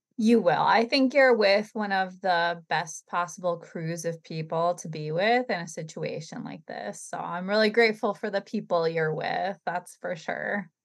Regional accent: New England, United States; we're from New England

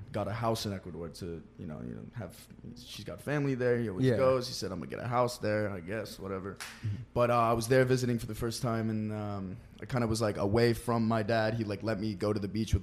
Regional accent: Charlotte, North Carolina, United States; it's not my accent at all. I'm from Charlotte, North Carolina, and and I don't have a fucking accent.

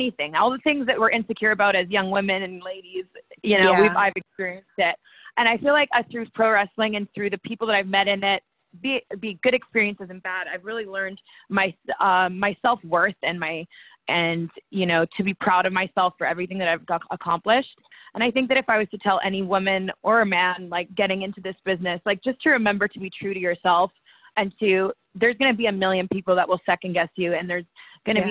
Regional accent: Victoria, British Columbia, Canada; also born or lived in Calgary, Alberta; I'm from Victoria, BC

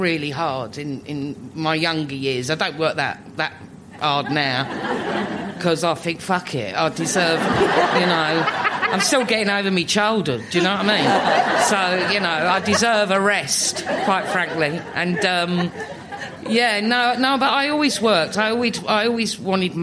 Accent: London, United Kingdom; living in Islington, growing up in Islington. I've not moved in. I'm not new Islington. I'm old Islington

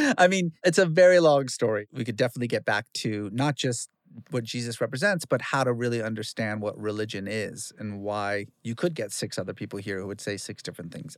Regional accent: Fresno, California, United States; also born or lived in Iran; I grew up in Guyana, Fresno, and so, like, everybody was Mexican

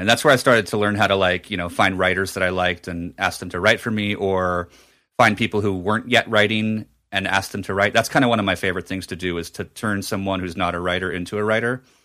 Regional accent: New Jersey, United States; moved away; at a Borders in my hometown in Jersey

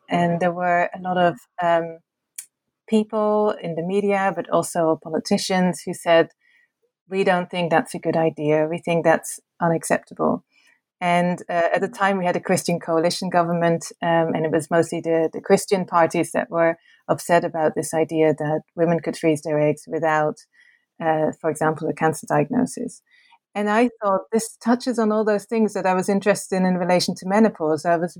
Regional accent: Netherlands; English is a second language; I am originally from the Netherlands.

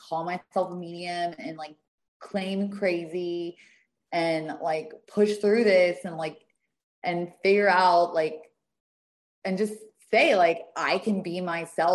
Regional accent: the South, United States; I come from the South

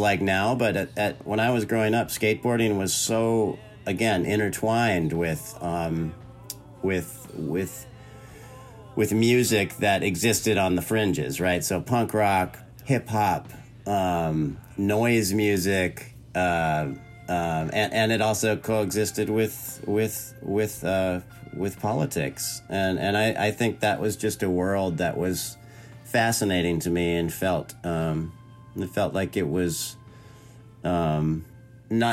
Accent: Orange County, Southern California, United States; moved away as an adult; also born or lived in Santa Barbara, California / San Francisco, California; now in North Carolina, United States; I grew up in Southern California. In Orange County.

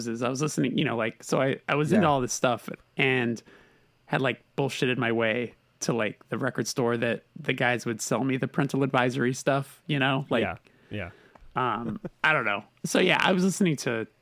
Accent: Burbank, California, United States; I'm born and raised Burbank, California.

